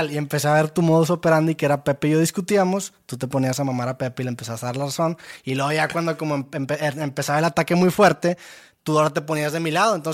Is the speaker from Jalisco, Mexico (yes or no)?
no; Santa Catarina, Nuevo León, Mexico; no soy de Monterrey, soy de Santa